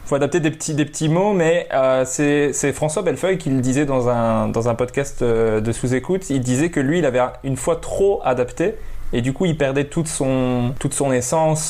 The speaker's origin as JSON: {"language": "French", "country": "Belgium", "accent": "Belgian"}